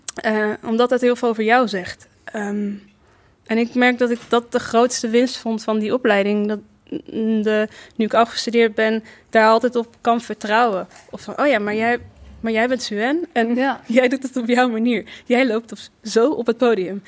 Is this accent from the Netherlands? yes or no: yes; Rotterdam, South Holland, Netherlands; also born or lived in Amsterdam; ik kom uit Rotterdam. Ik ben daar ook geboren